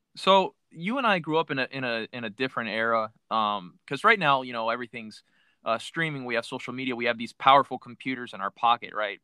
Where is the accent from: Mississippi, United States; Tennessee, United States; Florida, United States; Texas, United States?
Florida, United States; Miami; I'm originally from Miami